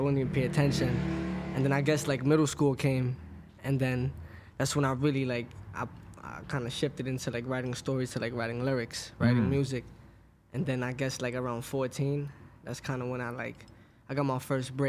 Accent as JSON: {"language": "English", "town": "Brooklyn", "region": "New York", "country": "United States", "tie": "born or raised there", "said": "Brooklyn, Crown Heights."}